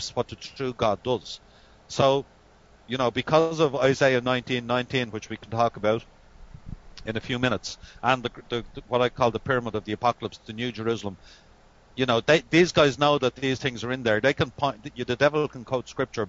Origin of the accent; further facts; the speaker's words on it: Ireland; we're Irish